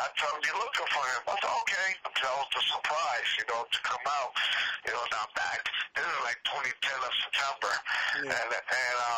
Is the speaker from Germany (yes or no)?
no; Puerto Rico; I said, "No, I'm from Puerto Rico."